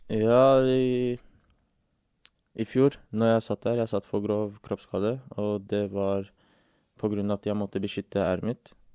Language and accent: Norwegian; England, United Kingdom; now in Norway; jeg vokste opp i England